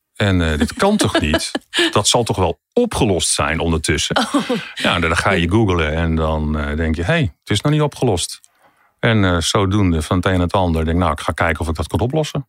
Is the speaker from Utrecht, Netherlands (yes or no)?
yes; Amersfoort, Utrecht, Netherlands; ik kom uit Amersfoort